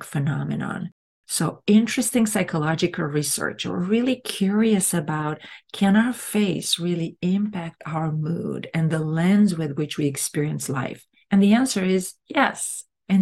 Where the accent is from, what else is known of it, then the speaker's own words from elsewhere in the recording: Romania; English is a second language; moved away as an adult; now in United States; I come from a country that it's Latin. I come from Romania